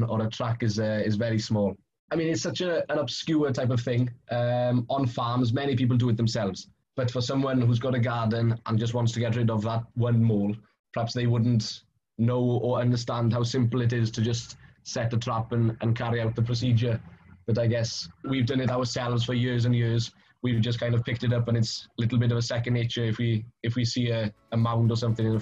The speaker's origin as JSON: {"language": "English", "area": "Carmarthenshire", "region": "South Wales", "country": "United Kingdom", "said": "I come from Carmarthenshire, South Wales."}